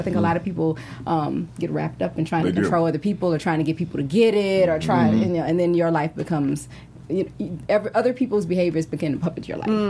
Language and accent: English; Louisiana, United States; I'm from Louisiana in the South.